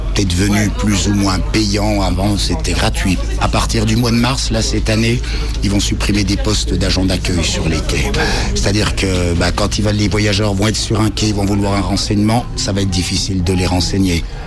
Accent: Jura, Bourgogne-Franche-Comté, France; moved away as an adult; now in Lyon, France; Je suis originaire du Jura.

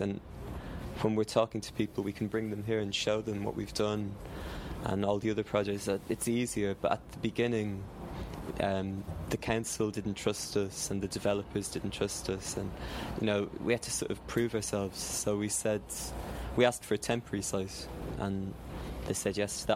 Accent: Ireland; now in London, United Kingdom; I'm from Ireland, and I'm used to. I was used to growing food and gardening

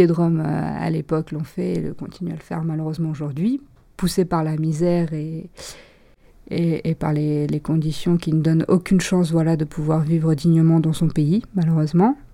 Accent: Romania; moved away; je suis tigane et je le reste. Ma famille et moi, nous sommes partis de Roumanie parce que les conditions de vie devenaient difficiles. Mes parents avaient perdu leur emploi.

